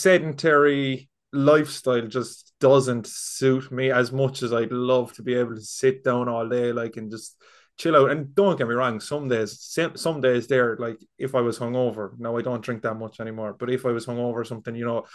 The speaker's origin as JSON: {"language": "English", "town": "Cork", "region": "Munster", "country": "Ireland", "moved": "as an adult", "lives_now": "Galway, Ireland", "said": "I'm from Cork, I'm living in Galway, but the job is back down in Cork"}